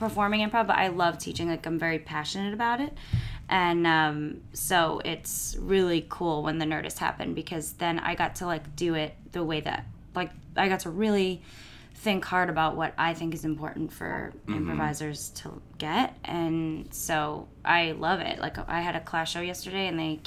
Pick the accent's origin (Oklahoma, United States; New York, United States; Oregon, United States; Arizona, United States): New York, United States; I'm from New York